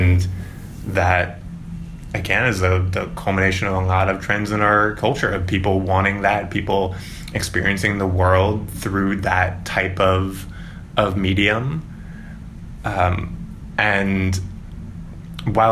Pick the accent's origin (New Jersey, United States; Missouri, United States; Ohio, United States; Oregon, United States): Missouri, United States; St. Louis; moved away; I'm from St. Louis